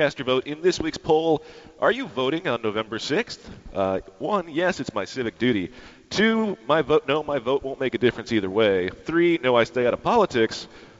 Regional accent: Grand Rapids, Michigan, United States; my hometown of Grand Rapids, Michigan.

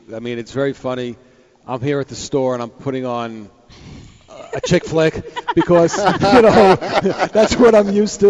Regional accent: New York City, New York, United States; I grew up in Howard Beach, Queens. I went to John Adams High School. John Adams High School was a stone throw from Aqueduct Raceway.

